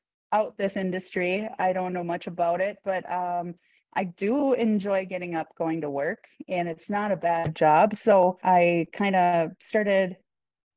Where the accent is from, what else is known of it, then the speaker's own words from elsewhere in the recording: Benson, Minnesota, United States; also born or lived in Pennsylvania / Colorado; Benson, Minnesota is my hometown. This is the home course that I grew up on